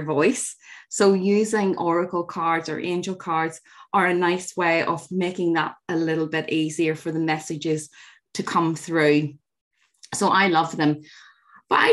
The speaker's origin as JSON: {"language": "English", "region": "Northern Ireland", "country": "United Kingdom", "tie": "born or raised there", "said": "growing up in Northern Ireland"}